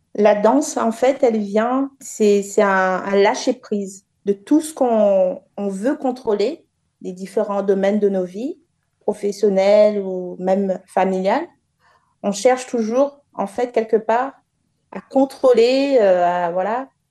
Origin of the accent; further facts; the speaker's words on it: Le Port, Réunion; la ville du port, là où j'ai grandi